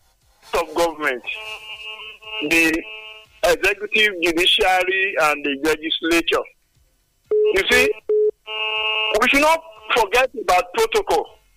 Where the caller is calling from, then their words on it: Lagos, Nigeria; I'm coming from Lagos.